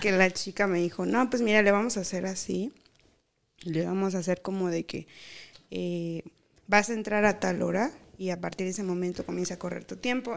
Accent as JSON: {"language": "Spanish", "country": "Mexico", "also_born_or_lived": "Veracruz / Tabasco", "moved": "yes", "said": "soy tabasqueña y veracruzana a la vez, porque mis papás son de Tabasco y de Veracruz"}